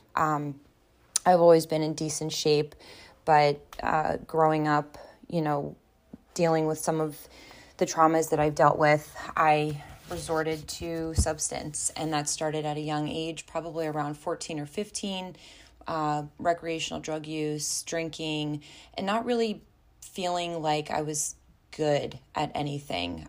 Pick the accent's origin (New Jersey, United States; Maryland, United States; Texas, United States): Maryland, United States; Baltimore; also born or lived in Sparks, Maryland; born and raised in Baltimore, Maryland